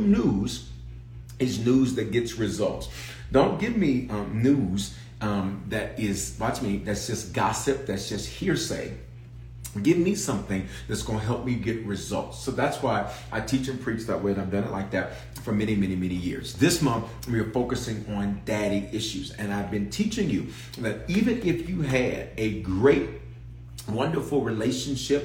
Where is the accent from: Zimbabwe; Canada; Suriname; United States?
United States; Memphis, Tennessee; accent: southern; moved away; also born or lived in Denver, Colorado; I was born in Denver, reared in Memphis. So that's why I claim the South. And so my southern accent will come out every now and then